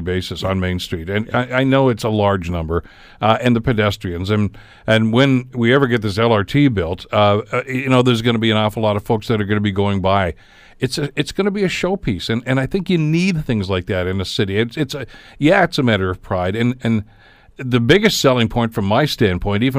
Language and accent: English; Hamilton, Ontario, Canada; we're from Hamilton